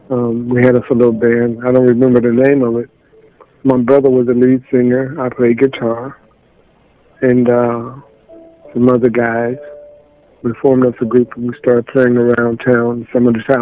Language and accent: English; Chicago, Illinois, United States; now in Los Angeles, United States; Chicago, originally.